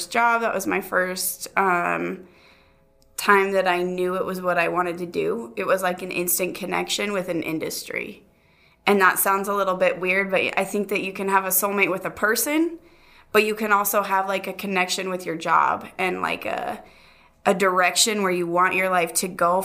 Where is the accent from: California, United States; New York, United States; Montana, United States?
Montana, United States; moved away as an adult; also born or lived in Utah; now in Rexburg, United States; Born in Utah, raised in Montana. Moved to Rexburg, Idaho when I was 18, out of high school.